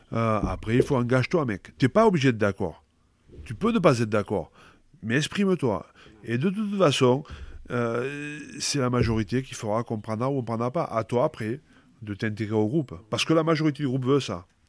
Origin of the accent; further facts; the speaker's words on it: Pépieux, Occitania, France; also born or lived in Castres / Carcassonne; now in Bordeaux, France; c'est chez moi, à Pépieux, euh, là où j'ai passé toute mon enfance